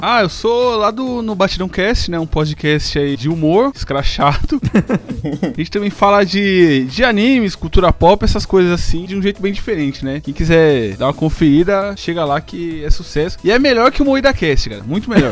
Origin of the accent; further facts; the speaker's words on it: Santo André, São Paulo, Brazil; Eu sou de Santo André